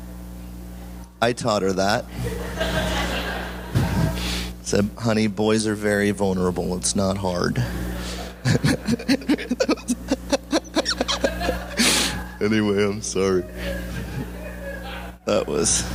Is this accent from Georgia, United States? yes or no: no; California, United States; moved away as an adult; now in Maui, United States; when we were growing up in California